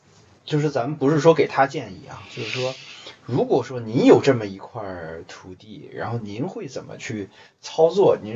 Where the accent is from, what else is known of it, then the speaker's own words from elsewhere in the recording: China; moved away as an adult; now in Japan; 我们中国人